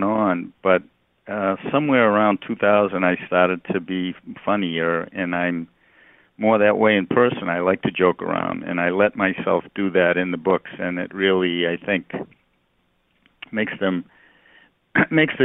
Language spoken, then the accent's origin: English; outside of Boston, Massachusetts, United States; moved away; I grew up right outside of Boston, like at the end of the subway line